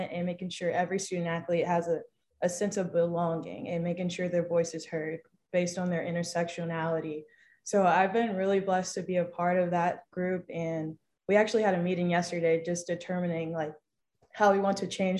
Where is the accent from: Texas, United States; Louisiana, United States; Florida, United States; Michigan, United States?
Texas, United States; moved away as an adult; mainly being from out of state. I'm from Texas.